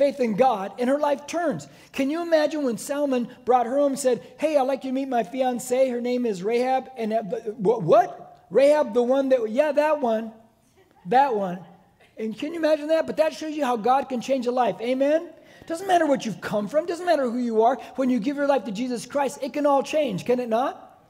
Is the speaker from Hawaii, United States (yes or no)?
no; Corona, California, United States; When I was growing up in Corona, I was born in Corona.